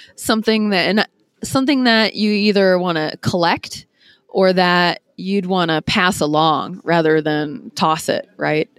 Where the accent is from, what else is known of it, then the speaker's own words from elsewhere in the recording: Green Bay, Wisconsin, United States; moved away as an adult; now in Ohio, United States; born and raised in Green Bay